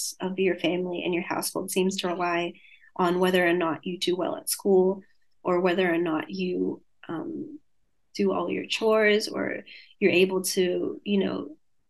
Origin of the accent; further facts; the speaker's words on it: Sydney, New South Wales, Australia; accent: Australian; I grew up in around Bankstown and Sefton